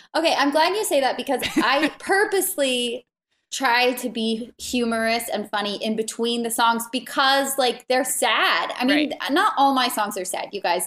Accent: Santa Barbara, California, United States; also born or lived in Salt Lake City, Utah; now in Wyoming, United States; I grew up in Santa Barbara.

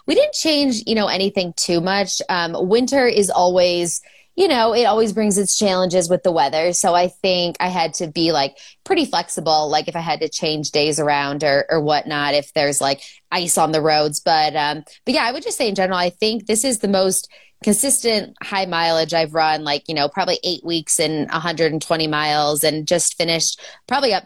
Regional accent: Chicago, Illinois, United States; I'm also from Chicago

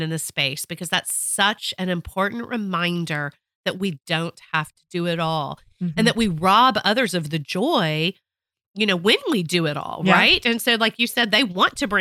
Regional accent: Texas, United States; I'm a Texan

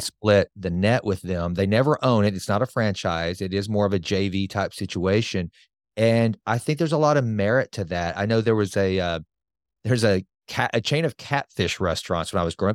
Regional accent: Sulphur Springs, Texas, United States; I'm just a bumpkin from Sulphur Springs, Texas, a town of fourteen thousand five hundred.

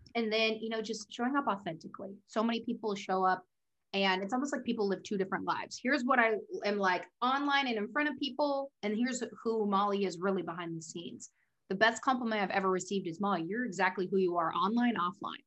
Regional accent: Oregon, United States; moved away as an adult; also born or lived in Newport Beach, California; now in Southern California, United States; I was born in Newport Beach, moved up to Oregon, basically lived there my whole life

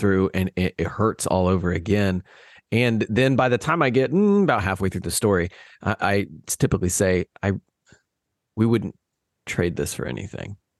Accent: Midwest, United States; now in Houston, United States; I grew up in the Midwest

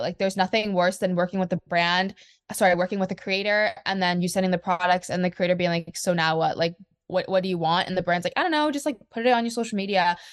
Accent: Canada; I'm from Canada

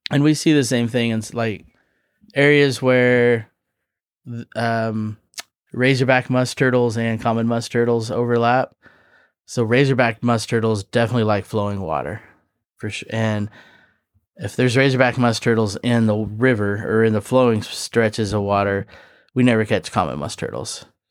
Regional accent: Kansas, United States; I grew up in Kansas

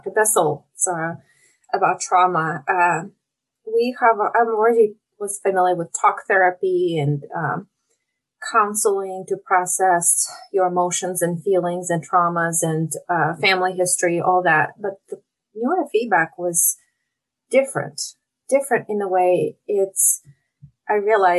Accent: Russia; moved away as an adult; now in Oregon, United States; I'm originally from Russia. So I moved to the US about 20 years ago.

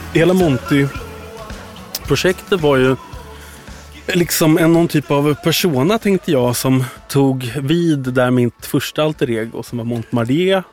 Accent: Värmdö, Stockholm County, Sweden; till eh, Värmdö då, där jag är uppvuxen

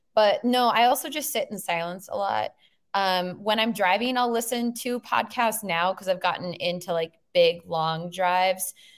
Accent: Minnesota, United States; I'm from Minnesota

